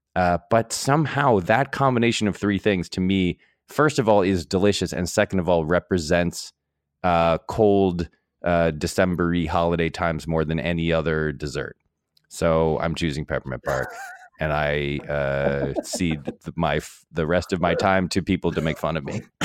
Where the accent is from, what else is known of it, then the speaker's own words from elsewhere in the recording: New England, United States; I'm from New England